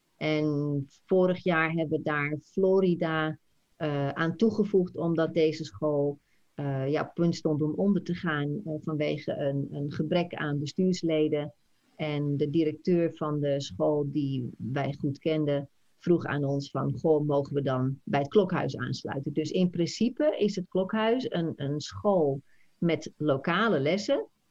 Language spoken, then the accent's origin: Dutch; Netherlands; moved away as an adult; now in United States; we wonen hier al 26 jaar. Jij, wij zijn Nederlander